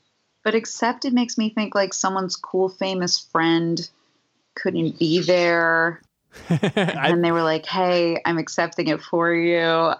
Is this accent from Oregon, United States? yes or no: yes; Portland, Oregon, United States; now in Los Angeles, United States; but I'm from Portland, Oregon, and there's a theater there called Cinema 21 that was like our art house theater growing up